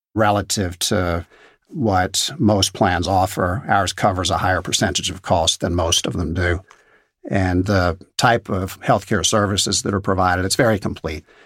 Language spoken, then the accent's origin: English; Danville, Pennsylvania, United States; Growing up in Danville, Pennsylvania, I saw my father, a physician who treated leukemia and lymphoma patients, get hugs in the grocery store and at church